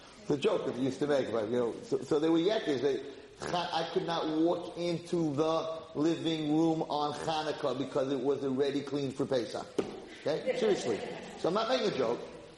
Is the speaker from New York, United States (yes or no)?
no; Muncie, Indiana, United States; So when I grew up in Muncie, with my father